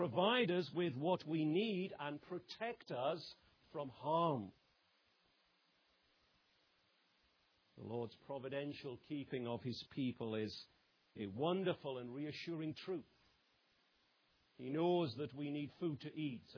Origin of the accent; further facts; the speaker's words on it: England, United Kingdom; I might say as an Englishman